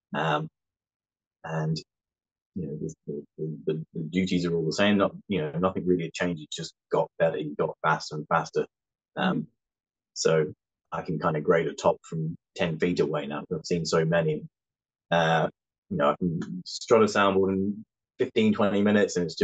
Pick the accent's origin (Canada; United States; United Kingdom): United Kingdom; West Sussex, South East England; now in Dromore, United Kingdom; I'm originally from West Sussex in the south of England.